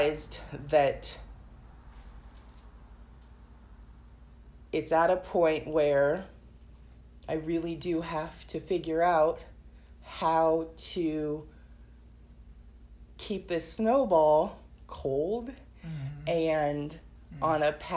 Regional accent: Portland, Oregon, United States; also born or lived in Tigard; I grew up in Portland, but then I moved to the suburbs

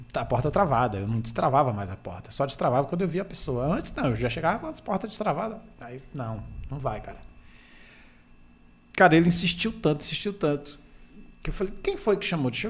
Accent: Barra da Estiva, Bahia, Brazil; Tu sabe de onde eu sou?

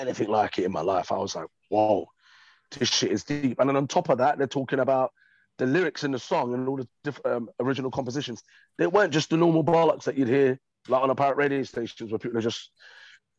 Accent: London, United Kingdom; born and raised in East London

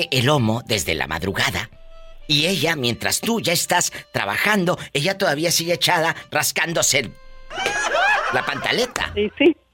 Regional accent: Jalisco, Mexico; Ah, yo pensaba que porque soy de Jalisco

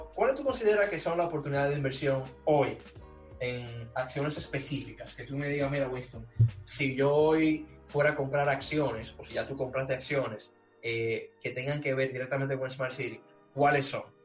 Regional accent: Dominican Republic; now in Barcelona, Spain; Y yo confío en mi país

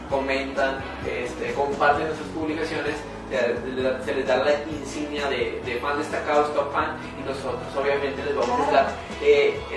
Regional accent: Mexico; soy mexicano, 100%.

